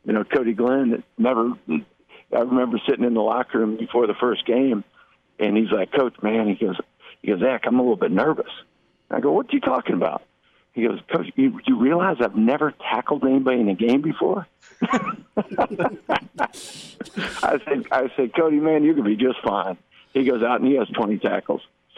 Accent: Jamaica; You know, I'm Jamaican also.

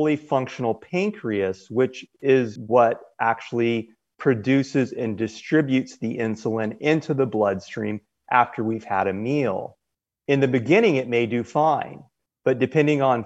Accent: Southern California, United States; I was born and raised in Southern California

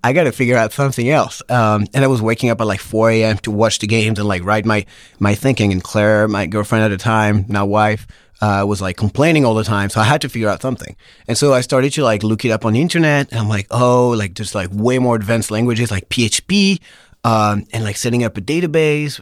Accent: Pau, Nouvelle-Aquitaine, France; moved away as an adult; also born or lived in Paris, France; now in San Francisco, United States; Po, the southwest of France

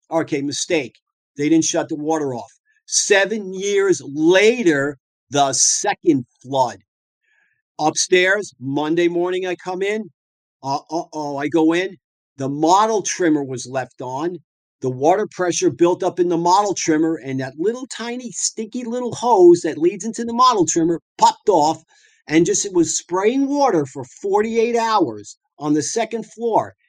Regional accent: South Shore, Long Island, suburbs of New York City, United States; moved away as an adult; now in San Diego, United States; I'm from the South, uh, the South Shore, Long Island, suburbs of New York City

